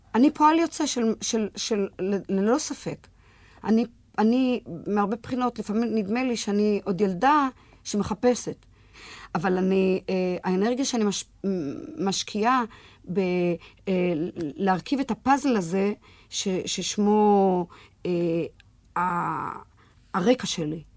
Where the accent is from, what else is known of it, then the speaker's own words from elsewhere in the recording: Petah Tikva, Central District, Israel; ילידת פתח תקווה, ילידת 1939